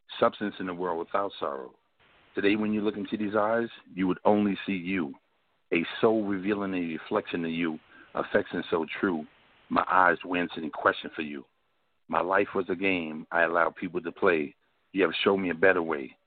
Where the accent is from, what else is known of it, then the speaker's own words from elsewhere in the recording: New York City, New York, United States; I'm from South Jamaica, Queens